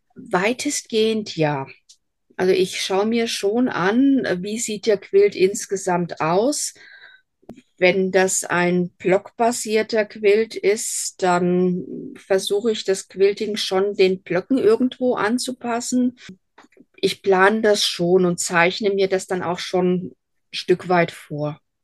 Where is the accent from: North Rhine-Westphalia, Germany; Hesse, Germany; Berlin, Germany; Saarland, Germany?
Hesse, Germany; accent: Hessian dialect; Ich bin Hessin durch und durch. Hochdeutsch ist mir nie gelegen. Also man wird mir meinen Dialekt immer irgendwo anhören. Ich bin auf einem kleinen Dorf groß geworden.